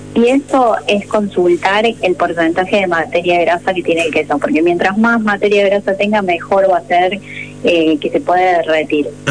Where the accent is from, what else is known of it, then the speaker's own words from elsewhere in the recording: Córdoba, Argentina; moved away; soy, soy de Córdoba.